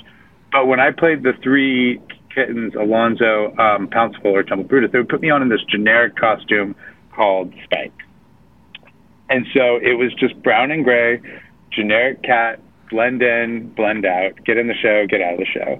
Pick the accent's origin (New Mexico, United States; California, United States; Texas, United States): California, United States; I grew up in California, so I didn't grow up being able to go see a lot of theater